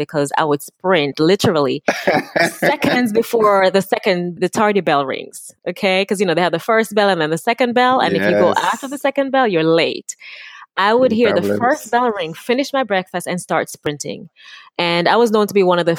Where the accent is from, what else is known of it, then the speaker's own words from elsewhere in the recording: South Manchester, Jamaica; moved away; also born or lived in Kingston, Jamaica; I was born in Kingston, but I grew up in the countryside. And yeah, that's the one. South Manchester